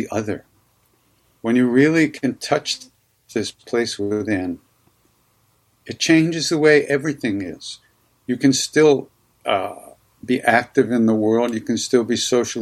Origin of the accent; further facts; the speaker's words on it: Long Island, New York, United States; I grew up on Long Island